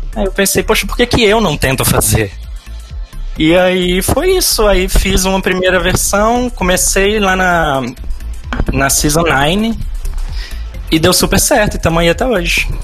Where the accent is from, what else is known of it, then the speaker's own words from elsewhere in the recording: Belo Horizonte, Minas Gerais, Brazil; now in Sorocaba, Brazil; Sou mineiro